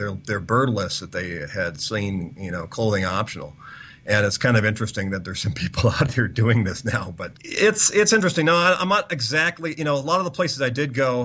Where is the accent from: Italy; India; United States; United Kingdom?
United States; being an American